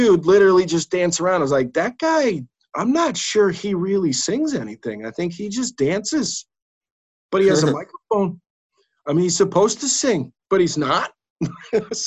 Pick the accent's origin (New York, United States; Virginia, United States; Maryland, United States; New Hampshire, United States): New York, United States; Albany; I'm from Albany